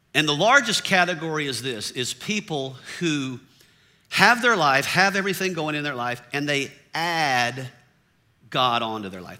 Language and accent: English; the South, United States; I grew up in the South